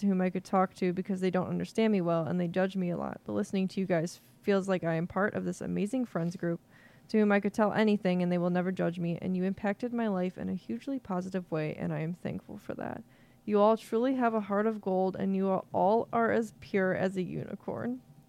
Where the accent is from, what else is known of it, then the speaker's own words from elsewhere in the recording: India; So I'm from India. And when I was in middle school, that's when the movies came out.